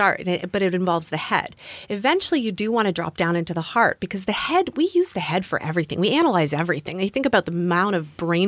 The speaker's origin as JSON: {"language": "English", "country": "Canada", "also_born_or_lived": "United States", "moved": "as an adult", "said": "I'm from Canada, temporarily living in the US."}